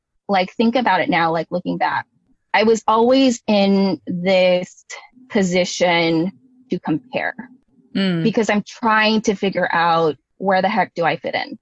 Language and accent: English; Bay Area, California, United States; growing up in the Bay Area